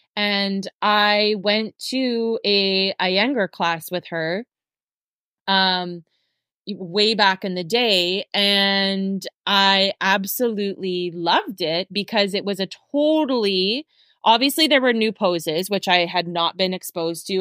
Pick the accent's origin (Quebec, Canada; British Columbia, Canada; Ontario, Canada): British Columbia, Canada; Abbotsford; moved away as an adult; also born or lived in Vancouver; I moved out from Abbotsford when I was 18. I moved to Vancouver